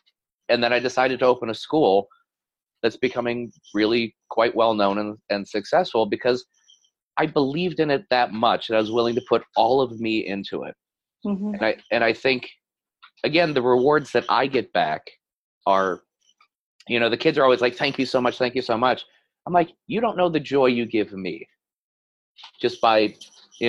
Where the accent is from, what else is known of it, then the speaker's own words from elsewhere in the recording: Michigan, United States; from Michigan.